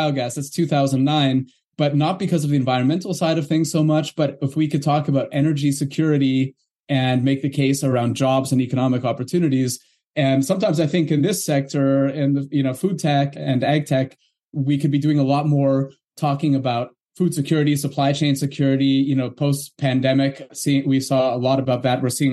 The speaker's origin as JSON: {"language": "English", "country": "Canada", "said": "I'm from Canada"}